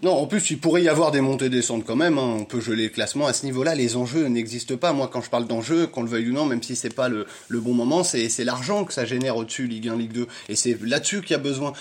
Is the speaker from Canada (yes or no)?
no; Burgundy, Bourgogne-Franche-Comté, France; on est de Bourgogne